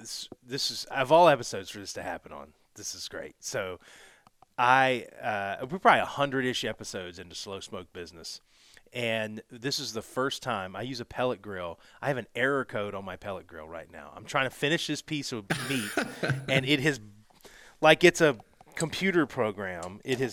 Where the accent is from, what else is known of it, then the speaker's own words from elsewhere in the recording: Southern US, United States; So I'm from the South, right? And so I get some strange looks sometimes